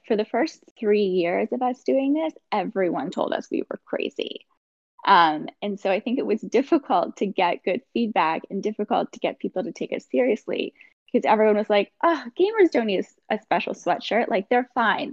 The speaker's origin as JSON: {"language": "English", "town": "Saskatoon", "region": "Saskatchewan", "country": "Canada", "tie": "born or raised there", "said": "I'm originally from Saskatoon, which is a small city kind of in the middle of Canada. I grew up there"}